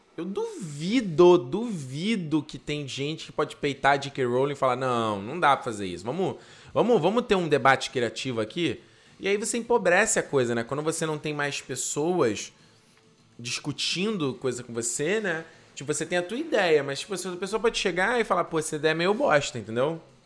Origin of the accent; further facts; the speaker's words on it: Rio de Janeiro, Brazil; eu sou do Rio de Janeiro